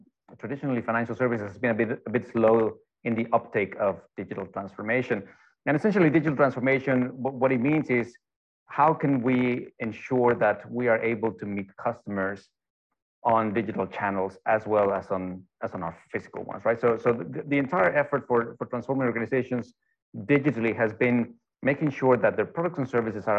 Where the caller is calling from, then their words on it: Denmark; I'm joining in from Denmark. It's about 4 in the afternoon, and it's already almost pitch black.